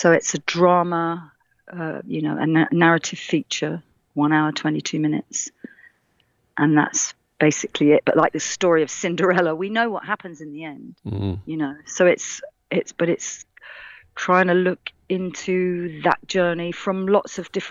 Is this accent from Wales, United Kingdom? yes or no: no; Radlett, East of England, United Kingdom; moved away; also born or lived in London / Essex; I was born in Radlett in Hertfordshire.